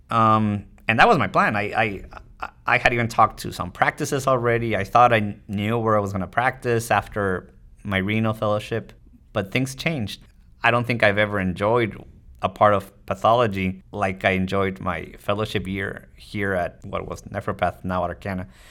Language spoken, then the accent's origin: English; Tijuana, Baja California, Mexico; moved away as an adult; also born or lived in United States; I grew up in Mexico. I was born in the States, actually, but I grew up in Mexico. Tijuana, it's across the border from San Diego.